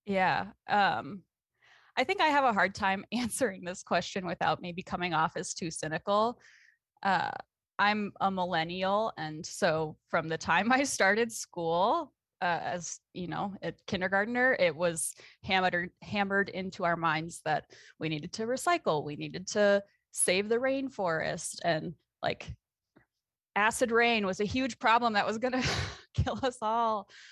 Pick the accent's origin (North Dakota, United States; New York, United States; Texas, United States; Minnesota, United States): Minnesota, United States; South Metro of the Twin Cities; moved away as an adult; also born or lived in Oregon; now in Montana, United States; I grew up in the South Metro of the Twin Cities